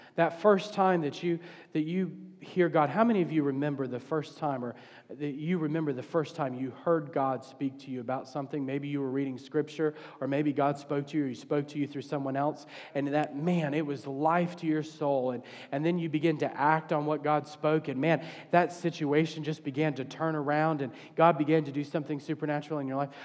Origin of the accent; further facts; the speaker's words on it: the South, United States; I'm from the South